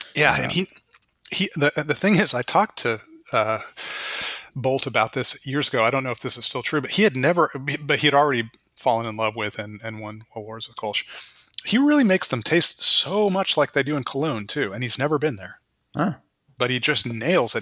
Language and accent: English; West Coast, United States; it's not really like I grew up in the West Coast entirely. I had no connection to the East Coast